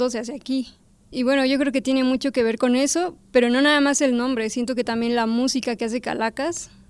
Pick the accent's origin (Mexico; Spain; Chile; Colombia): Mexico; porque los mexicanos no somos muy de alardear de eso